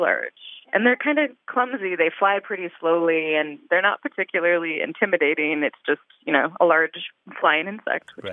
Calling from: Lawrence, Kansas, United States; I'm calling from Lawrence, Kansas

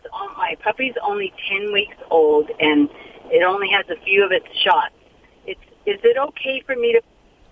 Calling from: Santa Fe Springs, California, United States; Santa Fe Springs.

